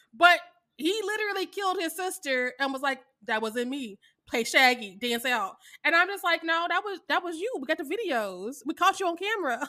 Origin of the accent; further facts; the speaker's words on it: Kansas City, Missouri, United States; I am from Kansas City, Missouri